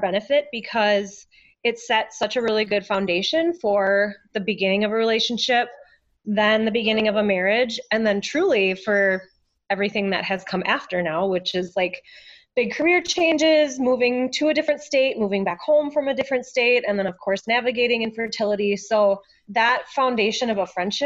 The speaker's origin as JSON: {"language": "English", "region": "Minnesota", "country": "United States", "tie": "born or raised there", "also_born_or_lived": "Denver", "said": "I was born and raised in Minnesota"}